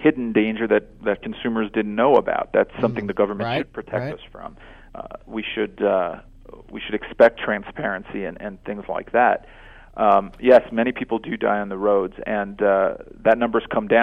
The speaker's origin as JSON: {"language": "English", "town": "New York City", "region": "New York", "country": "United States", "moved": "yes", "said": "I'm actually from New York, lived there over 30 years"}